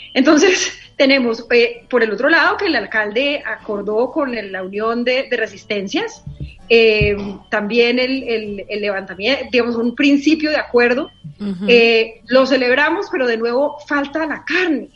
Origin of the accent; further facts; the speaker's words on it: Cali, Valle del Cauca, Colombia; como caleña